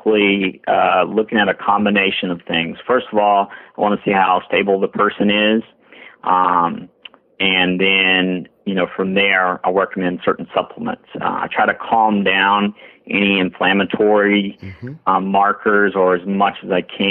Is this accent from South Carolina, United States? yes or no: yes; South Carolina, United States; growing up in the South in the middle of the woods